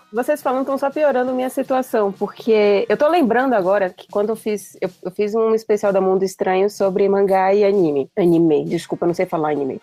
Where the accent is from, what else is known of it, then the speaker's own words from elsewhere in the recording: Salvador, Bahia, Brazil; now in São Paulo, Brazil; eu sou de Salvador, tô agora aqui em São Paulo